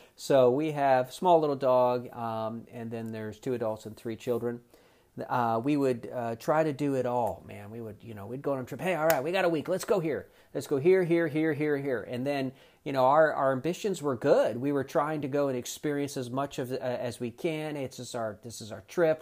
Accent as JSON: {"language": "English", "region": "South Florida", "country": "United States", "also_born_or_lived": "eastern North Carolina", "moved": "yes", "said": "I'm originally from South Florida"}